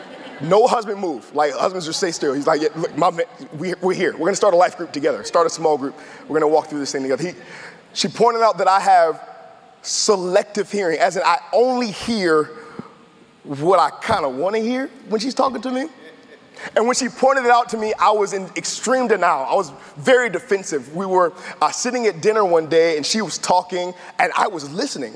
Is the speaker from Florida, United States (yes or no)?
no; Tidewater area, Virginia, United States; I'm from the Tidewater area, born and raised.